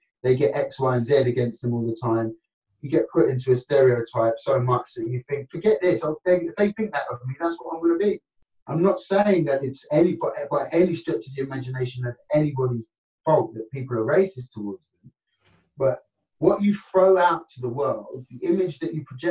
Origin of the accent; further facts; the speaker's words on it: Kent, South East England, United Kingdom; also born or lived in London; I was born in London, but I grew up in Kent